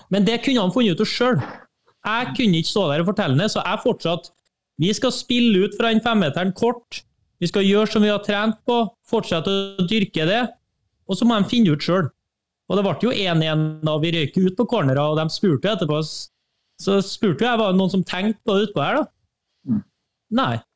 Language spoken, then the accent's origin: Norwegian; Trøndelag, Norway; Trøndelag, da, der jeg kommer fra, det er et svært område